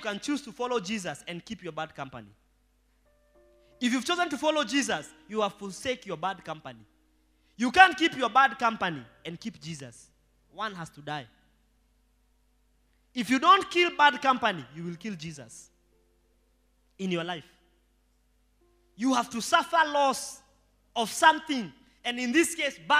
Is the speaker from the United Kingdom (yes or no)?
no; Rongai, Kenya; I was born in Rongai